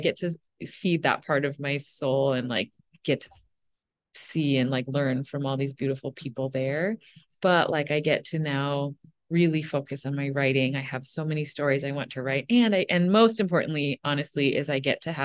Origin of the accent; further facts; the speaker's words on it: Minnesota, United States; moved away; I was born in Minnesota